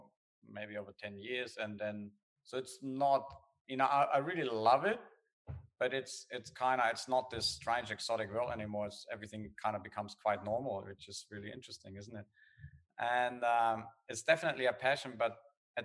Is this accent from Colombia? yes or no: no; Germany; accent: German; English is a second language; moved away as an adult; also born or lived in Australia; now in Perth, Australia; I come from Germany. That's where the accent is. I moved to Australia, I think I was 25.